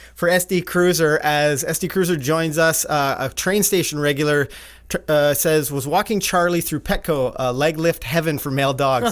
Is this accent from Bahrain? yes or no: no; Canada; we're Canadian